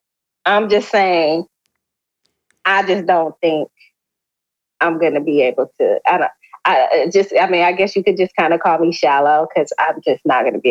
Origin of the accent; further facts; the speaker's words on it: Toledo, Ohio, United States; now in Marietta, United States; I am from Toledo, Ohio